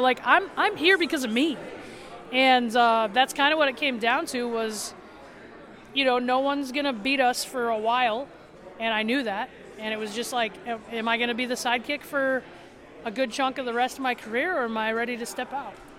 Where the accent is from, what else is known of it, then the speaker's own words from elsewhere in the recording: South Dakota, United States; I'm from South Dakota